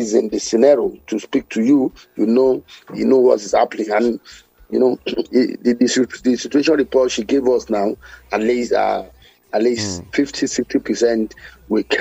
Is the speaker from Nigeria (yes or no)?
yes; Nigeria; as a Nigerian